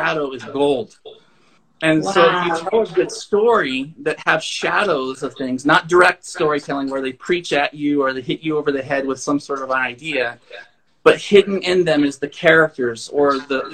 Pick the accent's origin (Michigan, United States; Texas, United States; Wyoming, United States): Wyoming, United States; Thermopolis; Thermopolis, where I grew up.